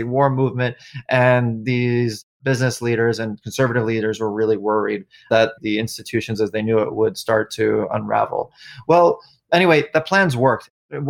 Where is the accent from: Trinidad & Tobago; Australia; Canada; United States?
United States; New York City, New York; moved away; moving back to New York, my hometown